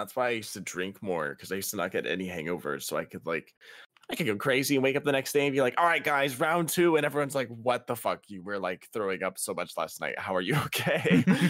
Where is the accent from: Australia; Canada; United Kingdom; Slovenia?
Canada; And I'm Canadian. The legal drinking age is 19 too.